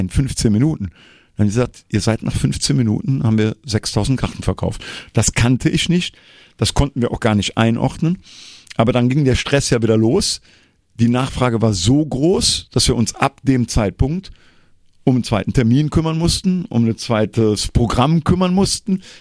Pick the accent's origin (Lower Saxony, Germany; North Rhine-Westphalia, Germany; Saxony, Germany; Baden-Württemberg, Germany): North Rhine-Westphalia, Germany; Troisdorf; Ich gehe bei mir, ich komme ja aus Troisdorf, immer in Troisdorf-Siegler, wo ich herkomme, auf meine Sitzungen.